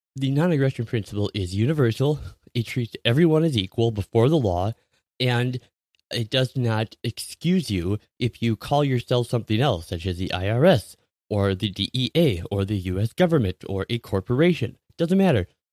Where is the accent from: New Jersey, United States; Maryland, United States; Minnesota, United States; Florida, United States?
Minnesota, United States; my home state of Minnesota